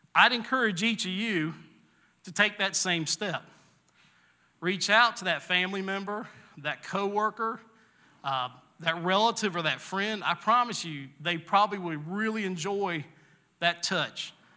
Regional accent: the South, United States; I grew up in the South

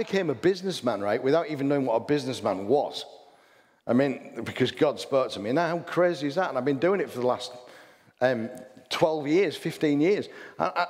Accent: England, United Kingdom; I'm an English person.

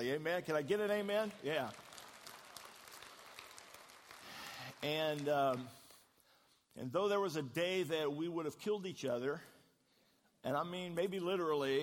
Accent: Midwest, United States; moved away; We grew up in the Midwest

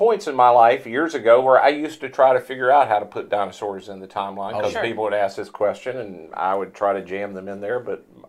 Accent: Mississippi, United States; I'm from Mississippi.

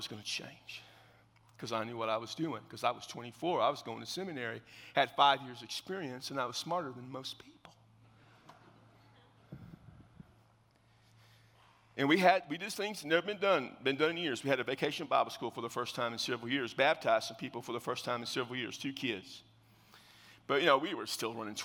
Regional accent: South Texas, United States; I'm from South Texas

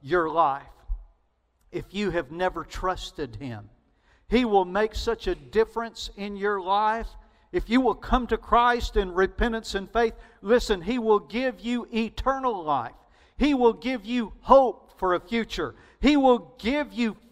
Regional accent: Alabama, United States; accent: Alabama; Southern; my Alabama accent

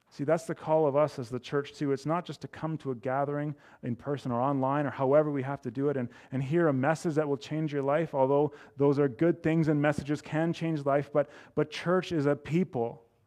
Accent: Edmonton, Alberta, Canada; also born or lived in Calgary; living at where I grew up in Edmonton

